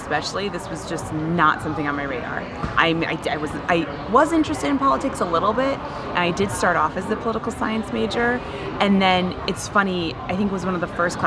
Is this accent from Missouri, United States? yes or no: no; Rochester, New York, United States; I'm originally from Rochester.